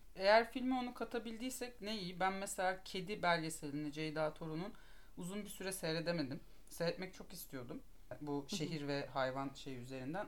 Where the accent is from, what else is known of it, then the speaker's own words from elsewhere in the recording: Istanbul, Turkey; İstanbulluyum. İstanbul'da doğdum, büyüdüm.